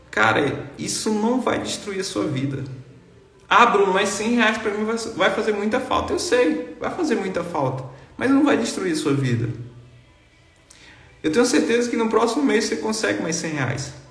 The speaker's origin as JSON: {"language": "Portuguese", "region": "Bahia", "country": "Brazil", "said": "cara, eu sou lá do interior da Bahia, a cidade tem 10 mil habitantes, nunca andei de avião na vida."}